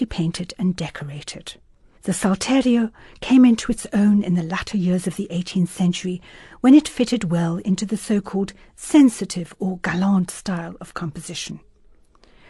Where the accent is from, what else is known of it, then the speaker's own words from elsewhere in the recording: South Africa; I was from South Africa